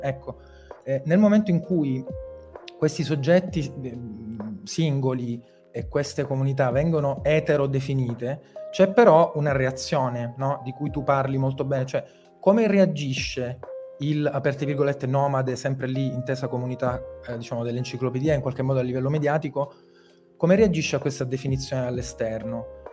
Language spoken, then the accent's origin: Italian; Sicily, Italy; da siciliano che praticamente non aveva quasi mai visto la neve più alta di 3 cm